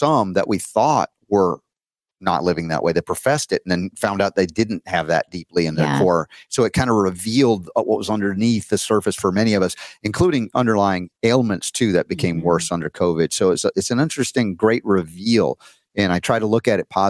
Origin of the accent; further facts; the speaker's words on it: Georgia, United States; moved away as an adult; I grew up in Georgia for 30 years